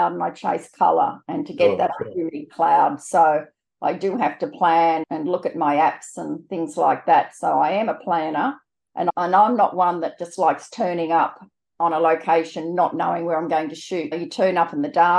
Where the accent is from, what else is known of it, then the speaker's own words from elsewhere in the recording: New South Wales, Australia; moved away as an adult; also born or lived in South Australia; now in Brisbane, Australia; I'm from Brisbane in Queensland, originally New South Wales, but married a Queenslander